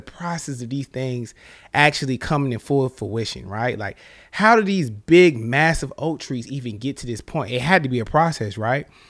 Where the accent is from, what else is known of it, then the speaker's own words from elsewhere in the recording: the South, United States; now in Charlotte, United States; I'm from the South